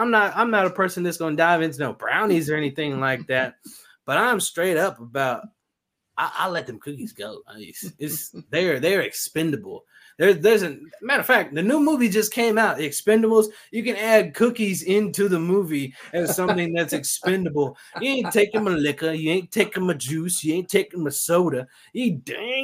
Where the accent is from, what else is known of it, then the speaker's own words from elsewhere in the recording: Texas, United States; moved away; I'm from Texas, right? I'm a Texan with like sweet tea and stuff